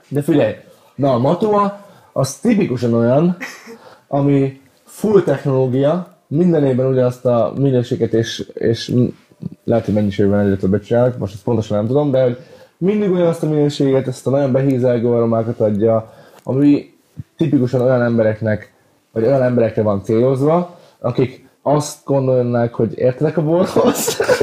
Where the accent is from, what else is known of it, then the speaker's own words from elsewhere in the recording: Hungary; magyar vagyok